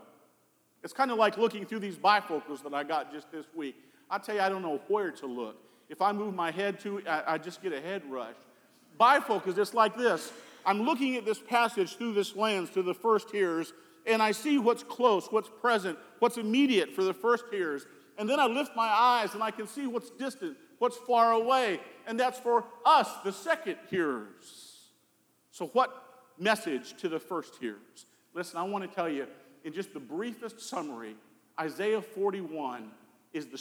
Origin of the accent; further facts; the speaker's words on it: Colorado, United States; growing up in Colorado